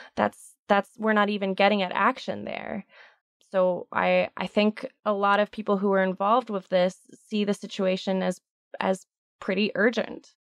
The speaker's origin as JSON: {"language": "English", "town": "Houston", "region": "Texas", "country": "United States", "tie": "born or raised there", "said": "I'm from Houston, Texas. I grew up in Houston."}